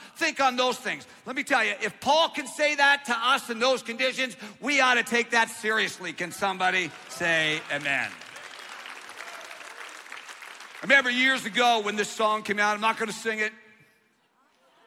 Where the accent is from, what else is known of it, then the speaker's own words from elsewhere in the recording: Canada; now in United States; I'm from Canada. I'm an immigrant